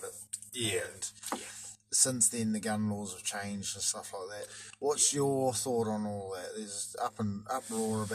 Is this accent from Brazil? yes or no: no; Manurewa, Auckland, New Zealand; I grew up in Manurewa